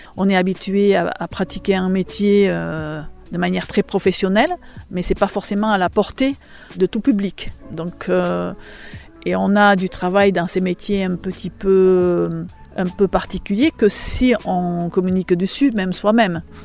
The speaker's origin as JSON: {"language": "French", "town": "Biarritz", "region": "Nouvelle-Aquitaine", "country": "France", "tie": "born or raised there", "moved": "as an adult", "lives_now": "Saint-Martin-d'Arberoue, France", "said": "je ne suis pas native de Saint-Martin-d'Arberou, je suis native de Biarritz. Donc, je suis une fille, entre guillemets, de la côte."}